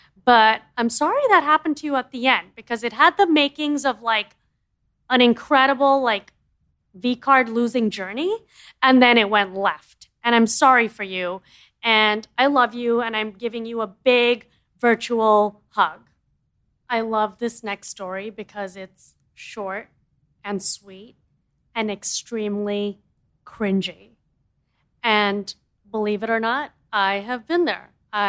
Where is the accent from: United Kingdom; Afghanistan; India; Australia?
India; As you know, I'm an Indian girl. We are all in the family plan.